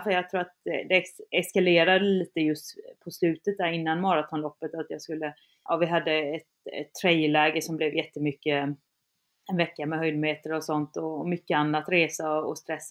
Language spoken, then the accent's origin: Swedish; around Kalmar and Öland, Kalmar County, Sweden; moved away; där jag är ifrån, där det verkligen inte finns backar ja, runt Kalmar och Öland